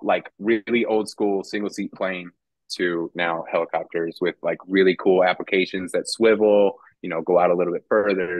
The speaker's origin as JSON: {"language": "English", "town": "DeMotte", "region": "Indiana", "country": "United States", "tie": "born or raised there", "also_born_or_lived": "Roswell, New Mexico / Artesia, New Mexico"}